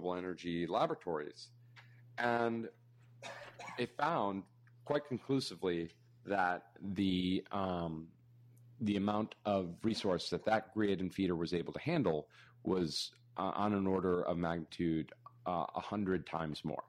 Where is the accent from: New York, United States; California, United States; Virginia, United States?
New York, United States; I'm a New Yorker